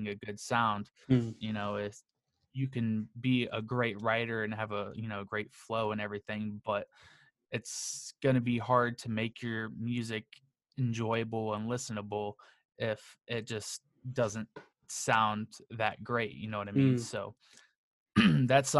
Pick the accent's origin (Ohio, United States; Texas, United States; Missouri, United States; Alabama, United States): Ohio, United States; Akron; I am from Akron, Ohio.